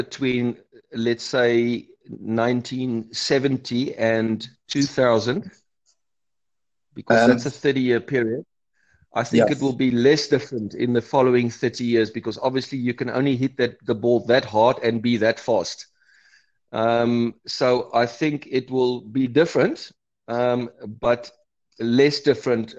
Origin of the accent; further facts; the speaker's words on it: Cape Town, Western Cape, South Africa; moved away as an adult; also born or lived in Johannesburg area; now in Pecanwood Golf Estate, South Africa; I grew up in Cape Town